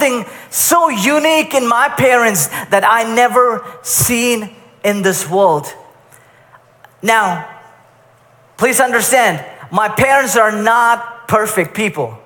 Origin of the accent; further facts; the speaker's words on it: Kuwait; I grew up in Kuwait for most of my life